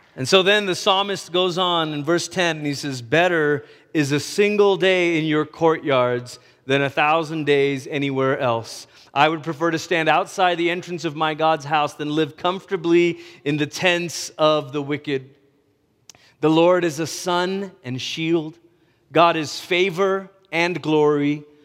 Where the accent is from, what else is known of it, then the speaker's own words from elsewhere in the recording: United States; me, a Malaysian American